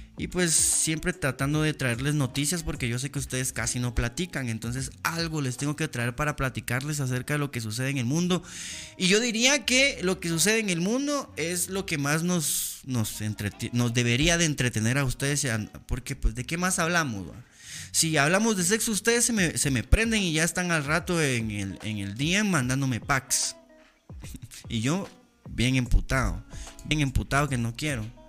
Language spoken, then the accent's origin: Spanish; Guatemala; soy un ciudadano guatemalteco